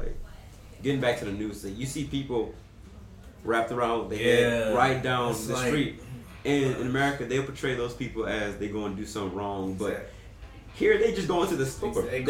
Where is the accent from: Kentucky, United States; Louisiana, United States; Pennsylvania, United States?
Louisiana, United States; New Orleans; moved away as an adult; also born or lived in Atlanta, Georgia; now in United Arab Emirates; I'm coming from New Orleans, Louisiana, live around Atlanta. But all three of us are in a unique situation. We live in the United Arab Emirates.